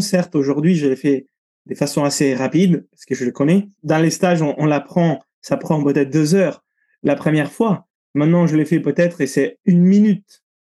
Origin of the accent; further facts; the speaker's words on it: Italy; moved away; je suis italien, j'ai grandi sous la côte italienne